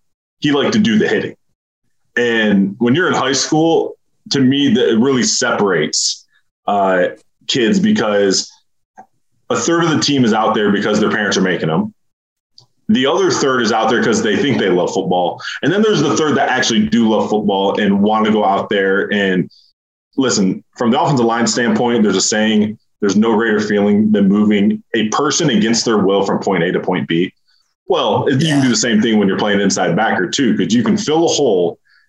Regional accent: Michigan, United States; So I wouldn't say I grew up in Spartan country, but my front door was 10 minutes from the Breslin.

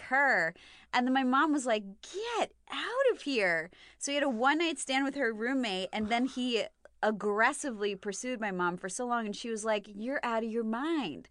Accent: United States; I'm too American.

